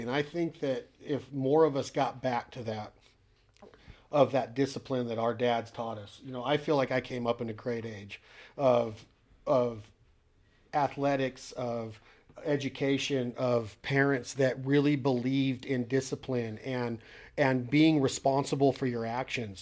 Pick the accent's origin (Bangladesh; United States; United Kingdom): United States; being an American and living in our awesome country